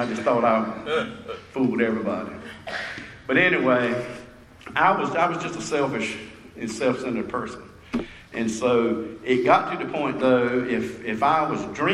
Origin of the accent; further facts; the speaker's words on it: Rocky Mount, North Carolina, United States; the time I moved back to my hometown